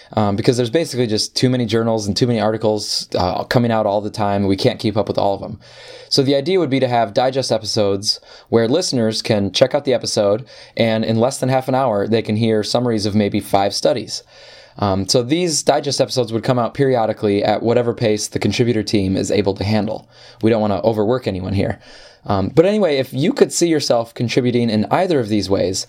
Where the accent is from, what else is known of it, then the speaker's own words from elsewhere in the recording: Upper Peninsula of Michigan, United States; I grew up in the Upper Peninsula of Michigan